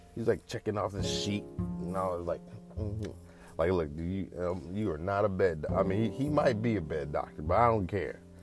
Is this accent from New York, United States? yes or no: no; the Bay Area, California, United States; I'm from the Bay